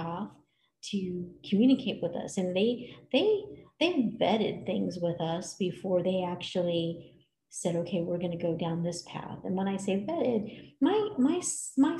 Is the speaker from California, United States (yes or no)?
yes; California, United States; now in Colorado Springs, United States; We went to California, where I grew up